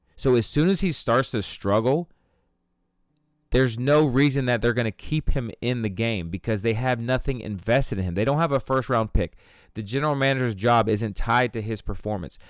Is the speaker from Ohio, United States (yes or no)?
yes; Ohio, United States; my hometown here in Ohio